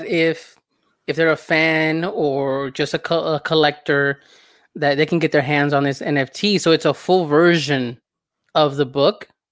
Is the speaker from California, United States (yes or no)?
yes; Southern California, United States; I grew up in Southern California